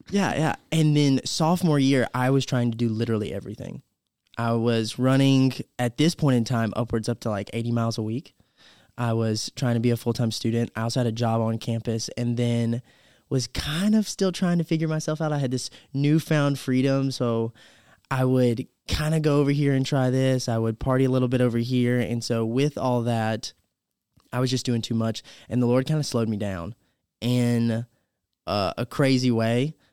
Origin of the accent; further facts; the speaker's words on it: Campobello, South Carolina, United States; born in Campobello, South Carolina.